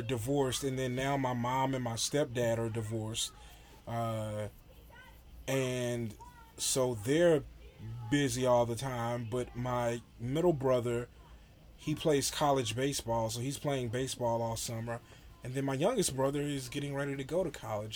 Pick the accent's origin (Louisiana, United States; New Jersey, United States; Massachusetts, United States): Louisiana, United States; moved away as an adult; now in Iowa, United States; I'm from Louisiana and I moved to Iowa